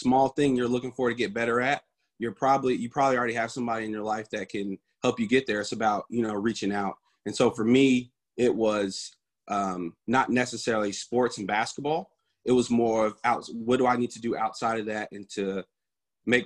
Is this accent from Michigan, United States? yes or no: no; Indianapolis, Indiana, United States; I'm from Indianapolis, Indiana. Grew up there, was there all my life.